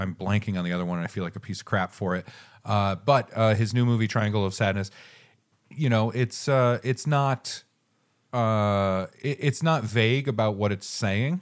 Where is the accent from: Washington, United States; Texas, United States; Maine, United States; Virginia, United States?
Maine, United States; southern; I am from Maine